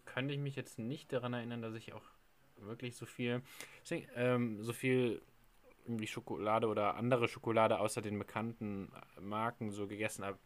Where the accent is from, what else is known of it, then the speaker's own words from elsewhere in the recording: Trier, Rhineland-Palatinate, Germany; von meiner Heimatstadt Trier